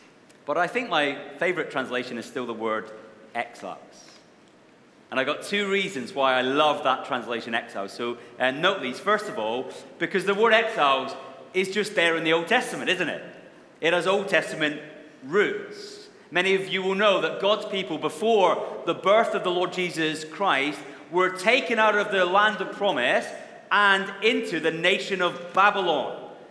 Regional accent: Wishaw, Scotland, United Kingdom; also born or lived in Bellshill; I was born in a Scottish town called Belsill, which most of you have never heard of, I guess. And then I spent my first 17 years in another place that most of you have never heard of called Wishaw

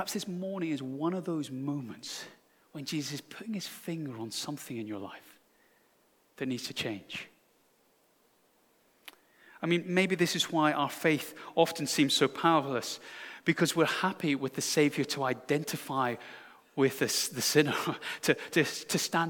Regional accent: United Kingdom; I'm so British

